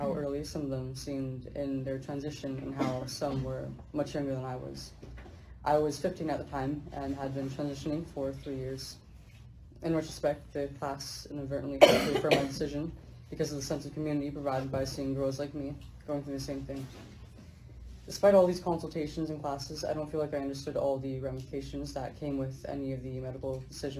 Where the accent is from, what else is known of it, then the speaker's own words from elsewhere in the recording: Central Valley, California, United States; I'm from the Central Valley of California